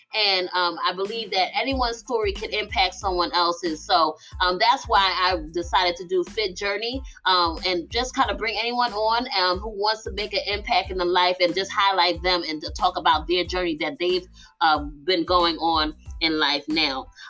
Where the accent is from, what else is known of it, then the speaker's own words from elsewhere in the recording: Philadelphia, Pennsylvania, United States; moved away; I am from Philly, West Philadelphia, born and raised